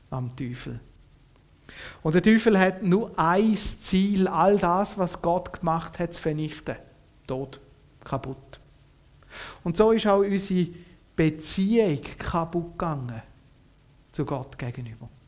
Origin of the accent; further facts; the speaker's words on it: Switzerland; Ich bin ein Kind, wo im Frieden aufgewachsen ist. Mein Vater hat mir noch erzählt vom Zweiten Weltkrieg, aber auch dort ist ja die Schweiz weitgehend verschont geblieben vom Ganzen.